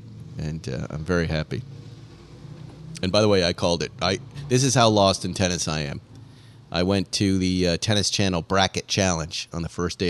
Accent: Boston, Massachusetts, United States; moved away; I'll be coming from Boston. I'm doing a thing with the Boston Red Sox, which is going to be great. I'm coming back to my hometown team.

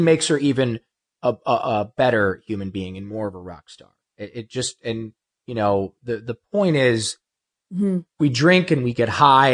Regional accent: Ohio, United States; also born or lived in Los Angeles; now in Malibu, United States; I'm from Ohio

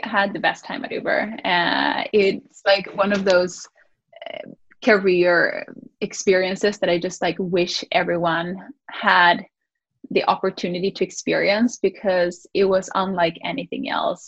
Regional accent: Sweden; moved away; I grew up in Sweden

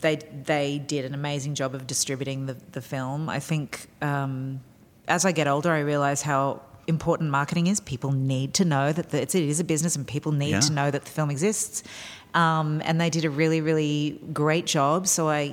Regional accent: outside of Sydney, New South Wales, Australia; moved away as an adult; also born or lived in New York; I grew up outside of Sydney

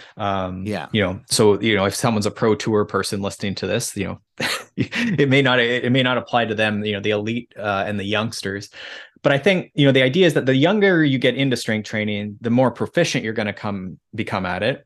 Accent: Mansfield, Ontario, Canada; now in Collingwood, Canada; I grew up in Mansfield, so just south of there.

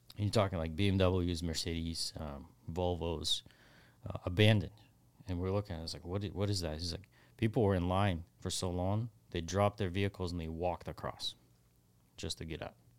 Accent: Ukraine; now in Texas, United States; the street that I grew up on

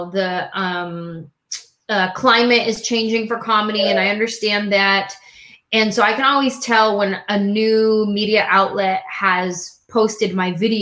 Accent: San Jose, California, United States; I grew up in San Jose, California

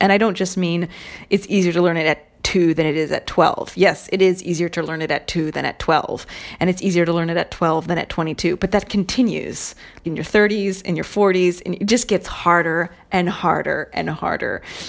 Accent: Ireland; But just in case you're thinking, I have no Italian heritage, I'm Irish.

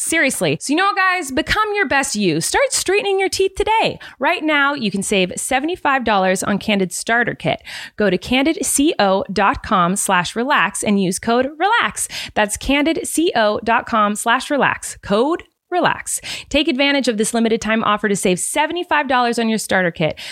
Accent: California, United States; from California

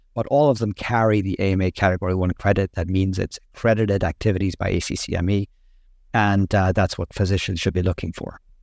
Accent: Ireland; moved away as an adult; also born or lived in Boston; I grew up and trained in Ireland

